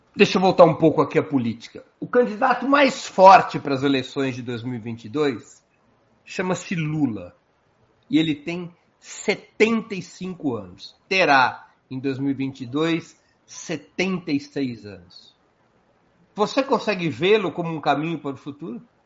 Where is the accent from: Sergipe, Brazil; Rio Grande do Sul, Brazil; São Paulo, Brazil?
São Paulo, Brazil; Eu sou de São Paulo